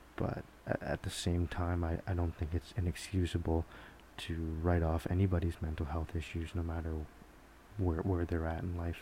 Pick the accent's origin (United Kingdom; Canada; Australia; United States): Canada; Georgetown, Ontario; moved away; back in my hometown in Georgetown